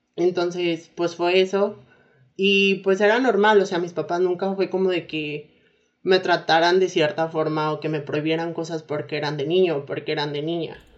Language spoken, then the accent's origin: Spanish; Mexico; also born or lived in Saltillo, Coahuila; soy mexicana, como ya lo escucharon.